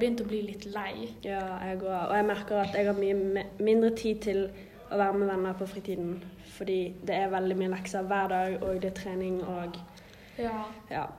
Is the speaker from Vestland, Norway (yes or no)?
yes; Bergen, Vestland, Norway; jeg er fra Fyllingsdalen